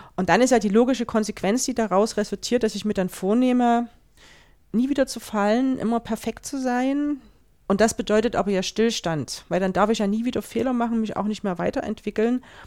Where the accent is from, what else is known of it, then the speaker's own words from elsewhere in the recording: Germany; bei uns in Deutschland